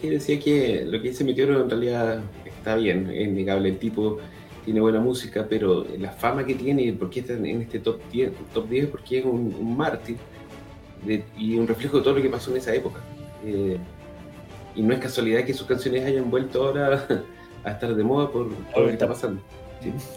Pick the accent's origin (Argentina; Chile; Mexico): Chile; aquí en Chile